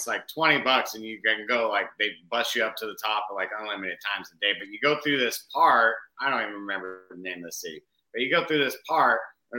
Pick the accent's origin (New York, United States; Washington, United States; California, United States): California, United States; Southern; now in Tennessee, United States; I grew up in Southern California.